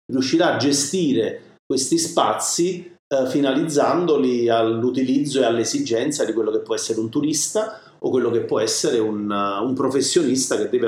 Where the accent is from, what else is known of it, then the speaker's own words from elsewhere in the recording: Naples, Campania, Italy; parlo della mia campagna perché ovviamente sono napoletano, che è la mozzarella di bufala.